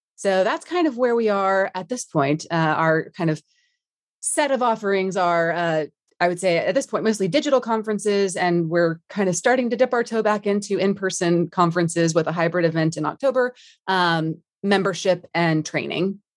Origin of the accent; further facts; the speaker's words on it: Dallas, Texas, United States; moved away as an adult; now in London, United Kingdom; born and raised in D F W, love Texas